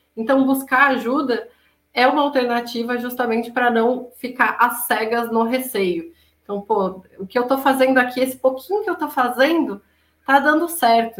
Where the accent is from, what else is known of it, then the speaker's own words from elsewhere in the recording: Florianópolis, Santa Catarina, Brazil; Nós dois de Floripa